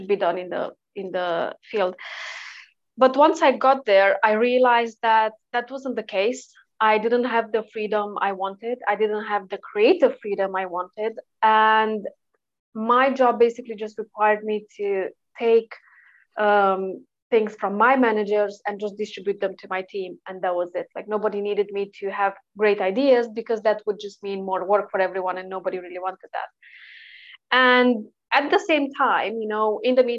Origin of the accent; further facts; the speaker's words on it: Romania; moved away as an adult; now in Sheffield, United Kingdom; I'm originally from Eastern Europe, and then I straight away moved to the UK straight after uni.